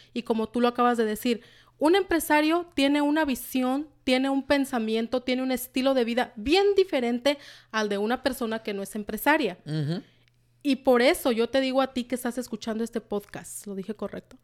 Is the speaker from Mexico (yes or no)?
yes; Michoacán, Mexico; also born or lived in Washington, United States; now in United States; soy originaria, soy mexicana, originaria de Michoacán, de un pueblito por allá, de Michoacán